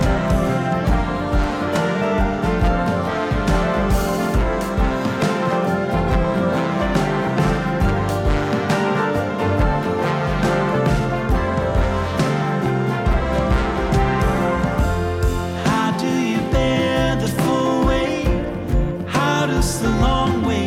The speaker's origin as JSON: {"language": "English", "region": "Ohio", "country": "United States", "said": "I'm a boy from Ohio"}